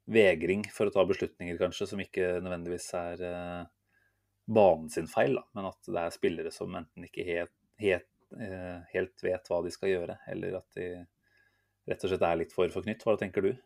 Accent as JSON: {"language": "Norwegian", "country": "Norway"}